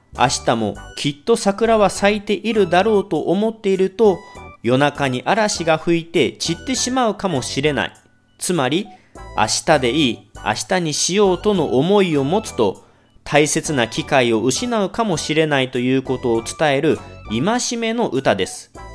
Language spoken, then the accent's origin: Japanese; Kagawa, Japan; 地元の香川大学の農学部に行きました